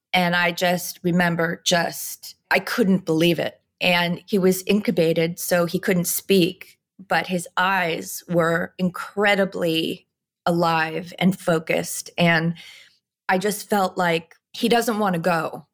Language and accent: English; New York, United States; I'm a mother and I'm a New Yorker